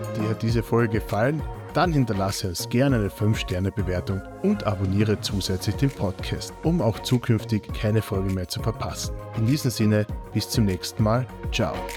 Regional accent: Austria; bei uns in Österreich

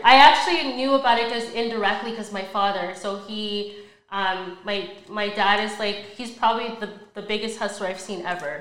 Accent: Brampton, Ontario, Canada; also born or lived in Mississauga; moved to Brampton actually at a young age

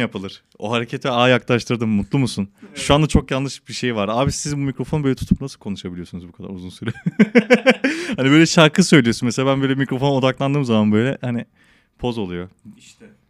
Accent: Malatya, Turkey; also born or lived in Kadıköy, Istanbul; now in Istanbul, Turkey; ben Malatya'da büyüdüm.

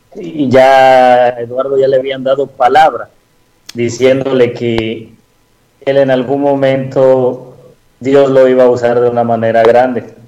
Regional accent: Veracruz, Mexico; moved away; yo soy de Veracruz, ¿no? Vivíamos anteriormente allá

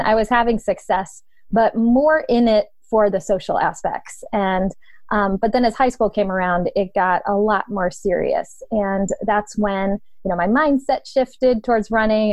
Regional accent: Poland, Ohio, United States; moved away as an adult; also born or lived in Youngstown, Ohio; now in Canton, United States; I was born and raised in Youngstown, uh, grew up in Poland, Ohio

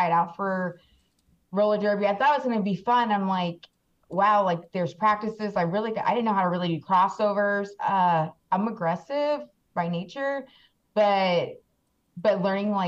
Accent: Peach Springs, Arizona, United States; also born or lived in Kingman, Arizona; I'm actually indigenous, so I'm Hualapai. So I'm from Peach Spring, Arizona

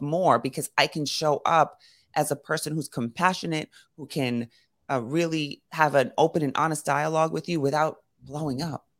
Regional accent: New York City, New York, United States; I grew up in Brooklyn and Queens

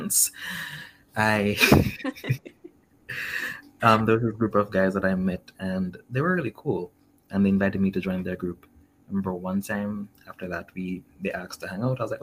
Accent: Jamaica; I already didn't really fully identify as Jamaican

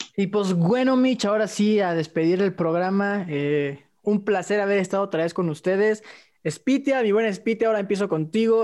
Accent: Mexico; Soy mexicano

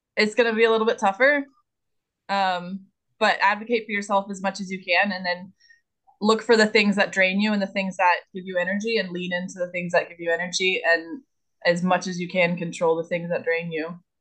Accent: the South, United States; I'm from the South

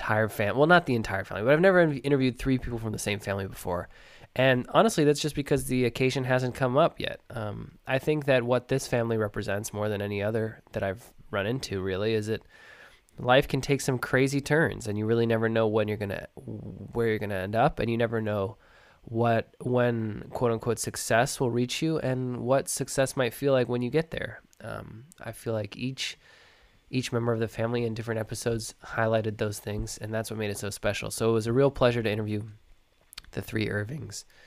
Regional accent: Sonoma, California, United States; I'm from Sonoma

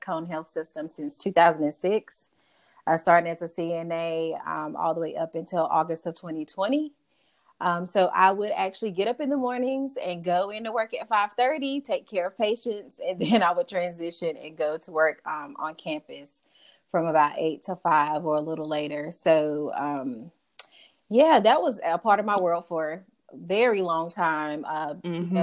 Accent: Burlington, North Carolina, United States; also born or lived in Whitsett, North Carolina; I am originally from Burlington, North Carolina.

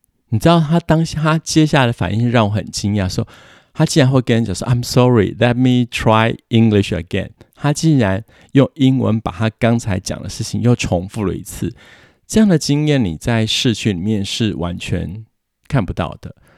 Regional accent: Taiwan; moved away as an adult; now in Quebec, Canada; 我们台湾人的生活习惯

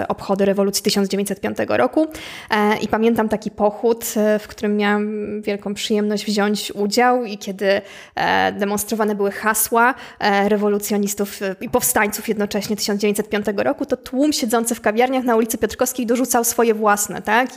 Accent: Łódź, Łódź Voivodeship, Poland; jestem, e, jestem z Łodzi

